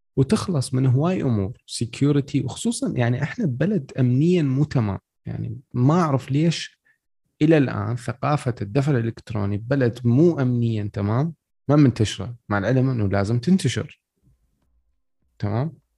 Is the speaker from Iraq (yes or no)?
yes; Iraq; احنا عندنا بالعراق